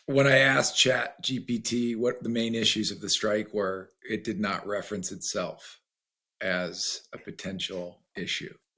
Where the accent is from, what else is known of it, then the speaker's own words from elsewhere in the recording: United States; I'm American